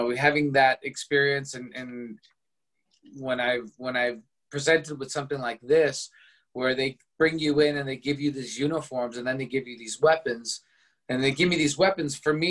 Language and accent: English; Los Angeles, California, United States; I was born and raised in Los Angeles, California